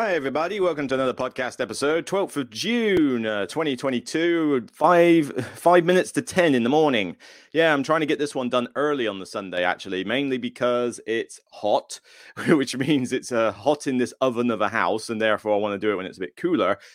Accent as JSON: {"language": "English", "town": "Taunton", "region": "South West England", "country": "United Kingdom", "tie": "born or raised there", "moved": "yes", "said": "where I'm from hometown-wise"}